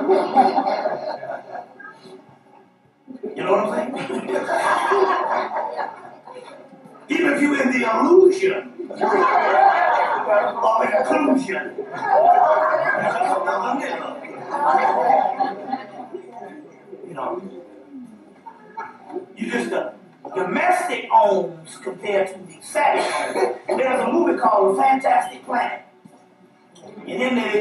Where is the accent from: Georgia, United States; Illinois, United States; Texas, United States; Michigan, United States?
Georgia, United States; Atlanta; also born or lived in South Carolina; I'm from Atlanta, Georgia